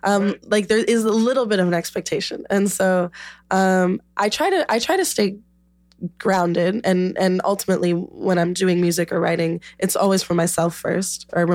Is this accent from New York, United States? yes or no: no; Chicago, Illinois, United States; I'm from Chicago and because I came back here.